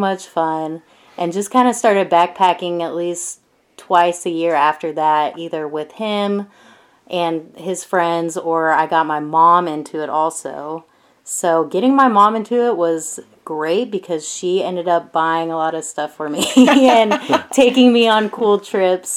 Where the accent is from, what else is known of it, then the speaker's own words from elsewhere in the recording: just outside of Atlanta, Georgia, United States; also born or lived in Mississippi; I was born and raised just outside of Atlanta.